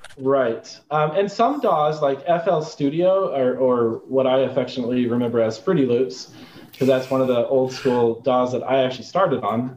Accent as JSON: {"language": "English", "region": "Arizona", "country": "United States", "tie": "born or raised there", "said": "I grew up in Arizona"}